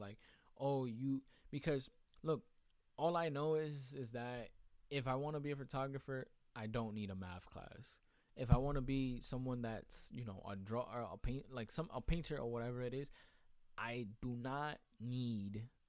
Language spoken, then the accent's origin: English; New York City, New York, United States; I'm from Queens